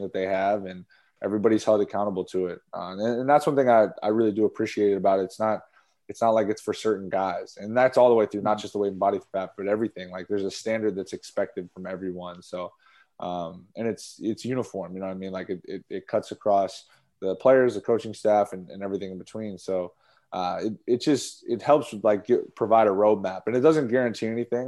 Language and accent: English; Boston, Massachusetts, United States; I grew up in Boston, around Boston